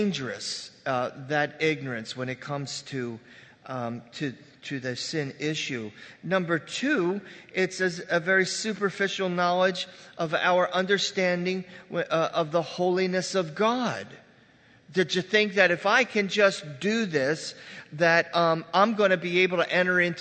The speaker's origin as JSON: {"language": "English", "town": "Red Bank", "country": "United States", "tie": "born or raised there", "said": "I grew up right on Red Bank here"}